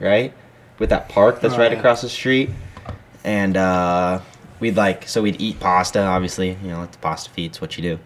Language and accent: English; Southern California, United States; I am Southern California.